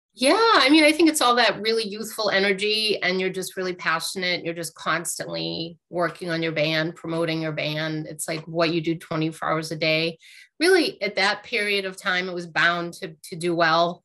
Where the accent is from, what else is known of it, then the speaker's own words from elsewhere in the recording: Lowell, Massachusetts, United States; I grew up in Lowell, Massachusetts